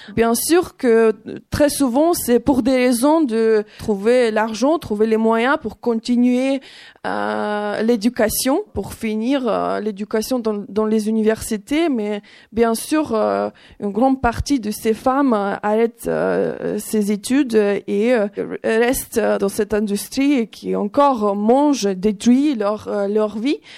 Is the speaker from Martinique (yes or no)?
no; Ukraine; French is a second language; moved away as an adult; now in France; je suis née en Ukraine, dans un pays des traditions patriarcales